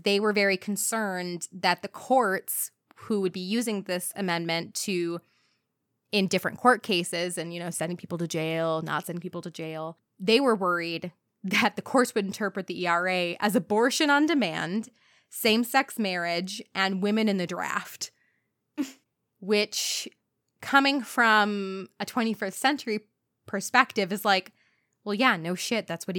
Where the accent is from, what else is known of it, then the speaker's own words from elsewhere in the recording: United States; I will do my best as an American.